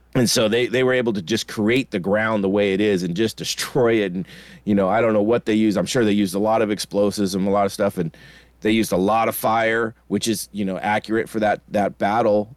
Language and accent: English; United States; I'm American